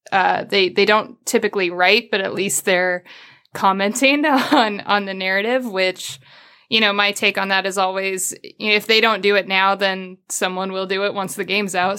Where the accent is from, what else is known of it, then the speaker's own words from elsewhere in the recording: Midwest, United States; I'm from the Midwest